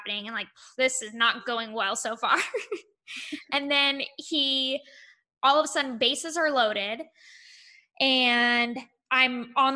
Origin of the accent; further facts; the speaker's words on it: Monterey, California, United States; I was born and raised in Monterey